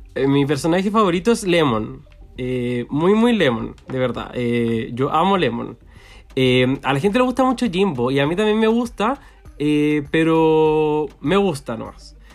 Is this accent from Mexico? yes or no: no; Chile; soy chileno